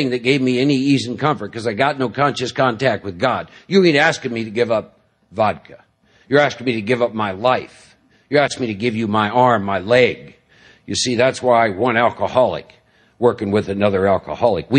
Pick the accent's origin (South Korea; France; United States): United States; Midwest; born and raised in the Midwest